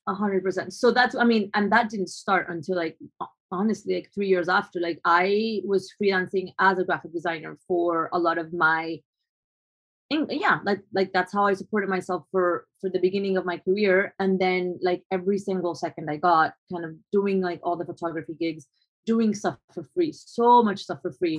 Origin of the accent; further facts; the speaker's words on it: Colombia; moved away as an adult; also born or lived in New York; growing up in Colombia